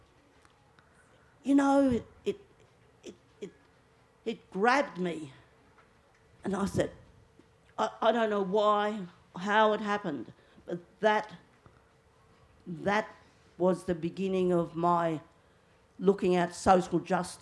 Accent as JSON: {"language": "English", "town": "Alice Springs", "region": "Northern Territory", "country": "Australia", "tie": "born or raised there", "said": "I grew up in Alice Springs in the 50s"}